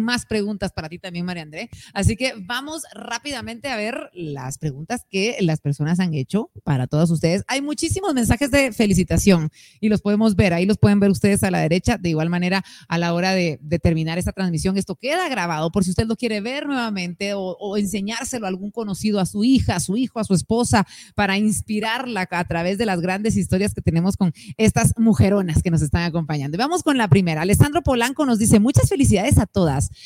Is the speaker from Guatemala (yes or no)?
yes; Guatemala